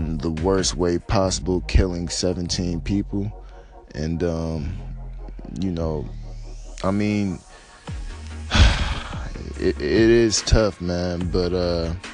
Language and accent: English; United States